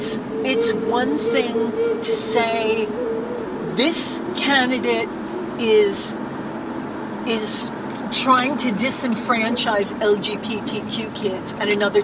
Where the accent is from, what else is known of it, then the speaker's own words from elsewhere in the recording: New York, United States; I'm from New York.